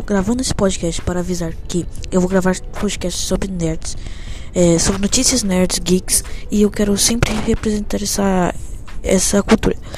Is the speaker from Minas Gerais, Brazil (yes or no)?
no; São Paulo, Brazil; sou de São Paulo